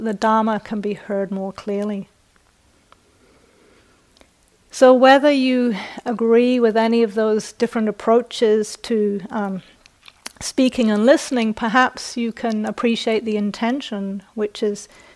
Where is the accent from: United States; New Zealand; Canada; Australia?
New Zealand; accent: British; moved away; also born or lived in United Kingdom; I was born in the UK, I was brought up in New Zealand, and my parents and ancestors are from the north of England. And just as a footnote, my British accent is not upper class